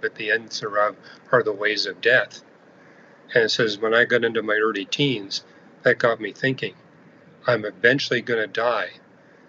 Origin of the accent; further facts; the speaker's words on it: Canada; I'm an astrophysicist. I'm from Canada.